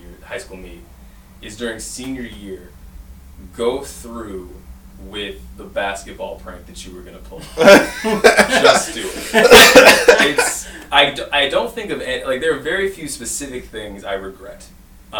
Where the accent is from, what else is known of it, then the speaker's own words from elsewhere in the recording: Detroit, Michigan, United States; also born or lived in Ann Arbor, Michigan; when I grew up in Detroit